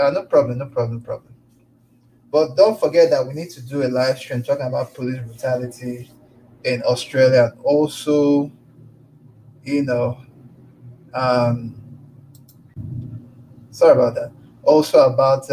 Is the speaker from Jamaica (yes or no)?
no; Lagos, Nigeria; now in Calgary, Canada; I was born and brought up in Lagos, Nigeria